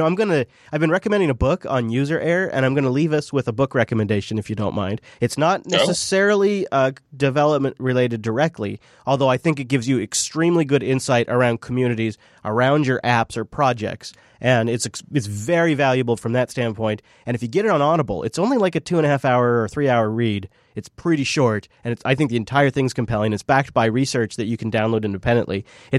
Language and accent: English; Pacific Northwest, United States; I am some dumbass from the Pacific Northwest, like ready to smile and nod to everybody walking by.